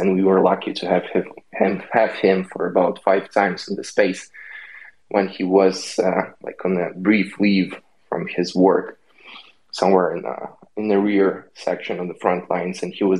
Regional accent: Lviv, Lviv Oblast, Ukraine; moved away as an adult; now in New York City, United States; I'm physically in New York City right now. I'm from Western Ukraine, from Lviv. We moved to the States like 2 years ago

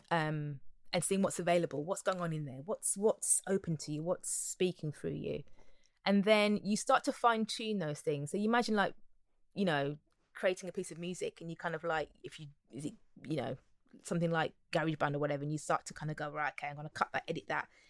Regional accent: Wolverhampton, West Midlands, United Kingdom; And I'm a girl from Wolverhampton. I was born in Wolverhampton originally.

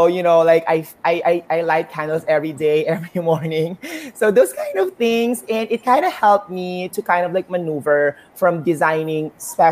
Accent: Philippines; I'm a Filipina

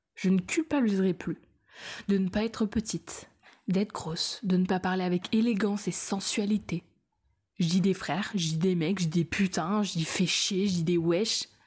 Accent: France; Je suis française

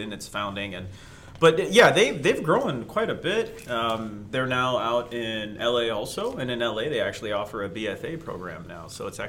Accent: Toronto, Ontario, Canada; also born or lived in New York, United States; even though I'm from born and raised in Toronto, I'm a little partial to New York slices.

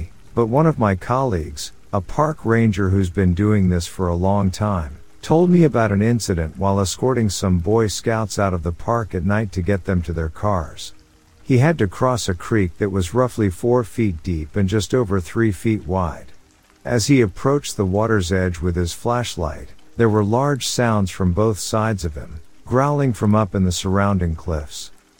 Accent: Alaska, United States; My dad lives in West Virginia. I'm from Alaska and have lived here most of my life.

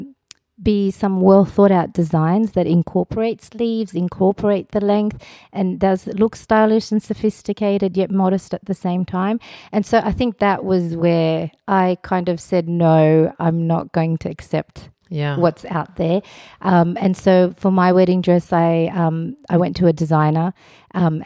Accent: Australia; also born or lived in Afghanistan; I was born in Afghanistan, but I associate more with Australia than I do with Afghanistan

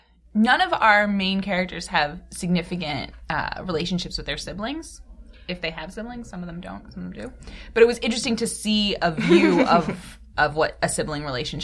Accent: Maryland, United States; I grew up in Maryland.

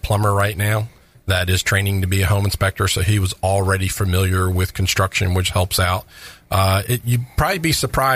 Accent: Maryland, United States; now in Florida, United States; I'm originally from Maryland

